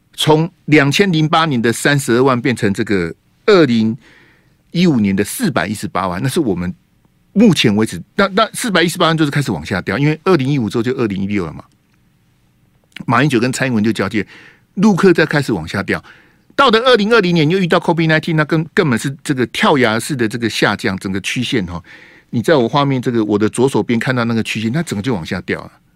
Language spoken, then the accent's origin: Chinese; Hualien County, Taiwan; 我的故乡花莲哦